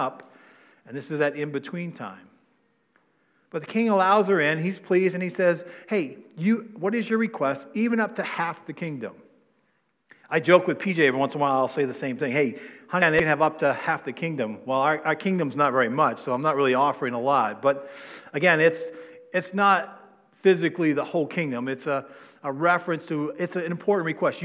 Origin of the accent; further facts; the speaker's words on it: New England, United States; I'm from New England